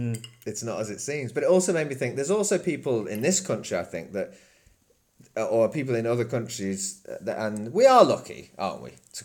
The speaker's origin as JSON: {"language": "English", "town": "Chester", "region": "North West England", "country": "United Kingdom", "moved": "yes", "said": "I come from Chester, which is a pretty nice city, but it's got dodgy areas."}